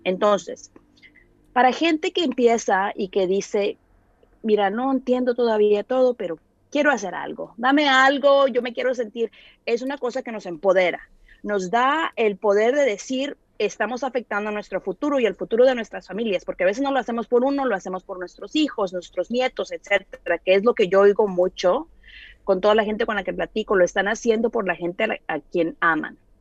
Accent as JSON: {"language": "Spanish", "town": "Monterrey", "region": "Nuevo León", "country": "Mexico", "said": "yo soy de Monterrey"}